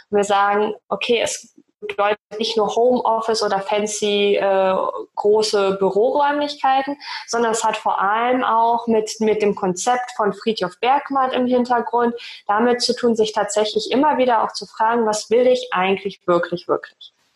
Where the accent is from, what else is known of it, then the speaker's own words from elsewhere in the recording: Osnabrück Land, Lower Saxony, Germany; moved away as an adult; also born or lived in Bielefeld; now in Hamburg, Germany; ich bin aufgewachsen im Osnabrücker Land